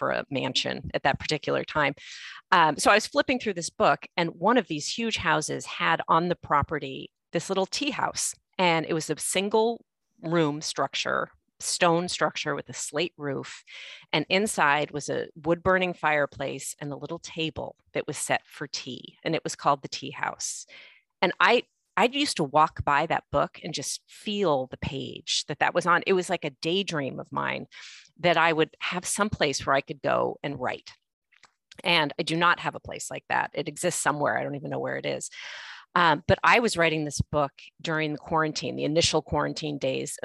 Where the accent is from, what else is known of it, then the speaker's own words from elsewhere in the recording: Los Angeles, California, United States; I grew up in Los Angeles